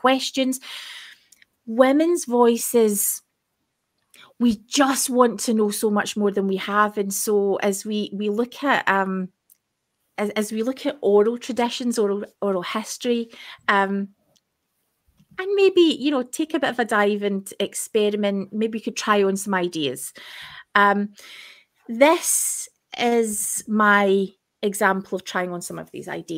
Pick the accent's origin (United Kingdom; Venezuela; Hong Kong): United Kingdom; Scotland; accent: broad Scottish